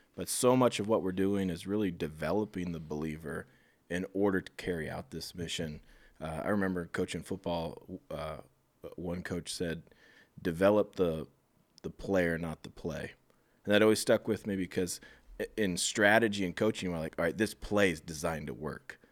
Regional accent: Iowa, United States; moved away as an adult; also born or lived in Phoenix area, Arizona; I'm from Iowa, so I knew it, but I moved back from the Phoenix area in January

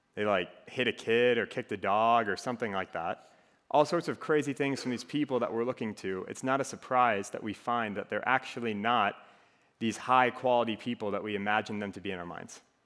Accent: Minnesota, United States; accent: Minnesotan; moved away as an adult; now in Iowa City, United States; I'm originally from Minnesota, so I have a little bit of an accent that comes out from time to time

